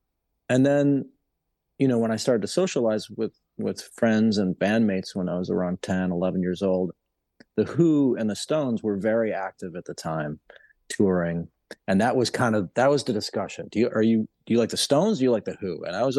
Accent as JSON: {"language": "English", "town": "Chicago", "region": "Illinois", "country": "United States", "tie": "born or raised there", "said": "so I grew up in Chicago area"}